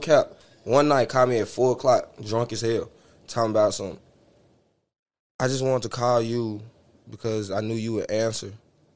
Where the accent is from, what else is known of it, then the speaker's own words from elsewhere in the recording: the South, United States; I'm from the South. Exactly. Baby, I'm from the South